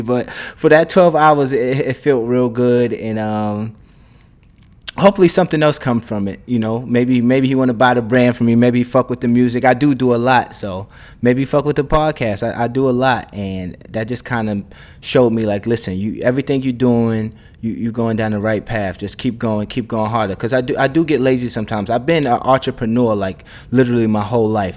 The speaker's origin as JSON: {"language": "English", "town": "New York City", "region": "New York", "country": "United States", "tie": "born or raised there", "said": "I'm from fucking Bed Stuy. I'm actually from the same avenue as … is from. We both from Notion Avenue, just probably, like, six blocks apart where we both grew up"}